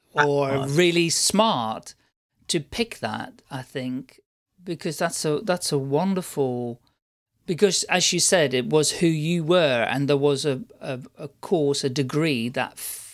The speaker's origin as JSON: {"language": "English", "country": "Netherlands", "also_born_or_lived": "Farnham", "moved": "yes", "lives_now": "United Kingdom", "said": "I'm originally from the Netherlands, although I've lived in the UK, I've lived outside of the Netherlands for over 40 years."}